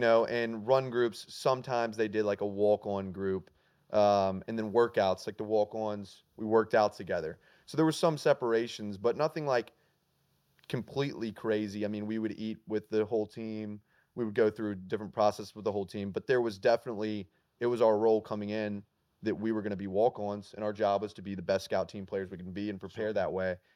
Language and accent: English; Alabama, United States; I grew up in Alabama